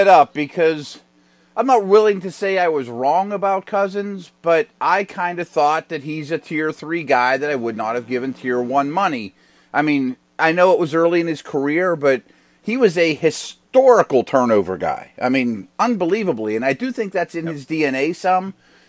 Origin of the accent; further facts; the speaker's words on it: Pittsburgh, Pennsylvania, United States; came to my hometown and just shredded the Steelers.